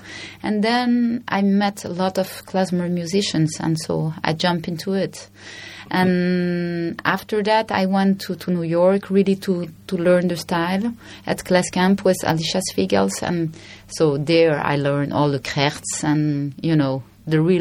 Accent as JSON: {"language": "English", "country": "Belgium", "also_born_or_lived": "Brussels, Belgium", "moved": "yes", "said": "I'm from Belgium, so at the time I was living in Brussels"}